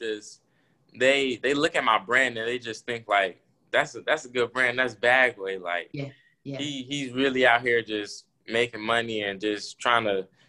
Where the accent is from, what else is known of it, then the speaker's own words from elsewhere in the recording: Missouri, United States; I'm from Missouri. I'm a 16-year-old entrepreneur.